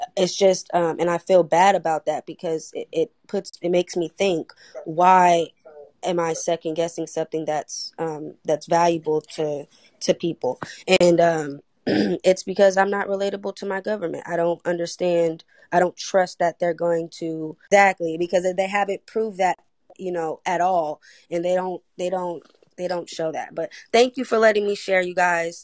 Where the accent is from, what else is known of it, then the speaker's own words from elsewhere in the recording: Oakland, California, United States; I'm from Oakland, California